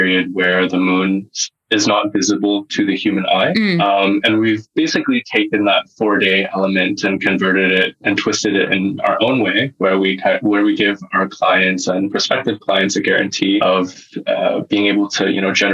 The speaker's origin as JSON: {"language": "English", "area": "the West Coast", "region": "British Columbia", "country": "Canada", "tie": "born or raised there", "also_born_or_lived": "Singapore", "moved": "as an adult", "said": "I was born and raised in Canada and the West Coast"}